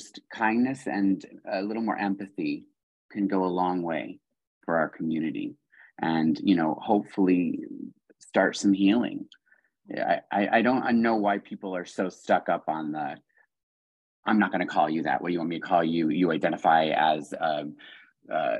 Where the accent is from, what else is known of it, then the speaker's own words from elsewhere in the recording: East Coast, United States; moved away as an adult; also born or lived in Florida / the South; now in San Diego, United States; I'm from the East Coast and I spent a lot of time in the South